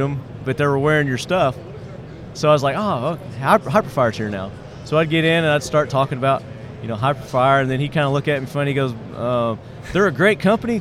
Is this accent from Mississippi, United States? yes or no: no; Nashville, Tennessee, United States; That's my hometown, my backyard.